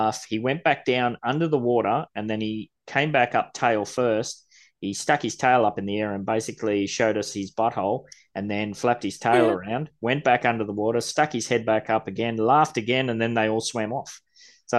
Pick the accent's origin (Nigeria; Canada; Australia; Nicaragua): Australia; Gold Coast, Queensland; I grew up on the Gold Coast, surfing as a young kid every morning before school, after school.